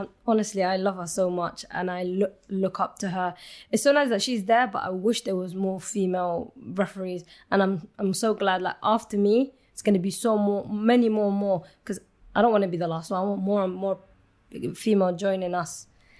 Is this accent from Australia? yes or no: no; Somalia; So Somalia, when I was born, the war started well before I was even born. But Somalia, I would say from my childhood memories, we got to learn to live with every